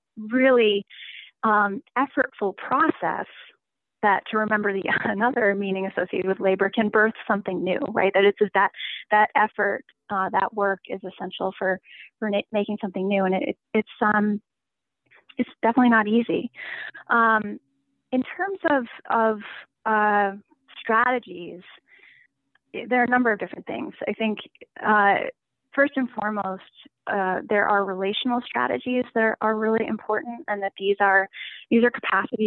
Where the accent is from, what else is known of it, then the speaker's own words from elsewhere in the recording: Maine, United States; I grew up in Maine